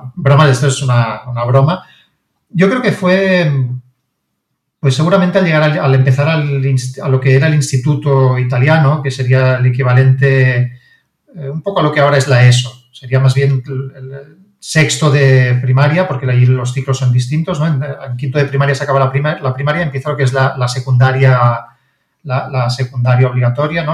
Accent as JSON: {"language": "Spanish", "town": "Barcelona", "region": "Catalonia", "country": "Spain", "tie": "born or raised there", "said": "mi padre es de Roma, mi madre es de Barcelona y yo siempre he vivido en Barcelona, yo nací en Barcelona"}